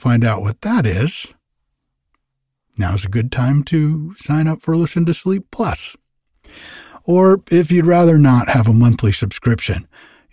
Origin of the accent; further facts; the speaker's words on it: East Coast, United States; moved away; I grew up on the East Coast